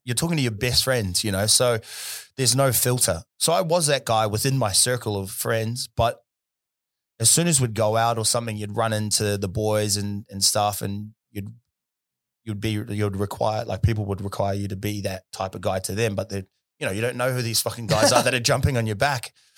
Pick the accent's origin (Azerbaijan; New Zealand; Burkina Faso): New Zealand; Auckland; now in Perth, Australia; where I was from in South Auckland